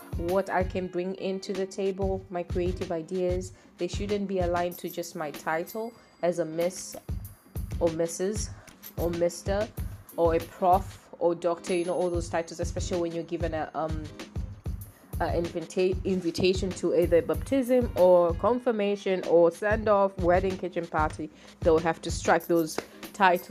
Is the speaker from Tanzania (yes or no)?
yes; Tanzania; I'm from Tanzania. I love where I come from